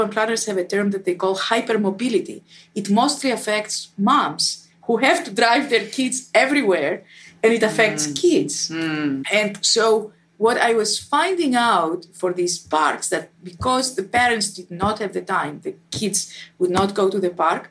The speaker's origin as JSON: {"language": "English", "town": "Athens", "region": "Attica", "country": "Greece", "tie": "born or raised there", "moved": "as an adult", "said": "I was born in Athens and spent my first 25 years of my life there"}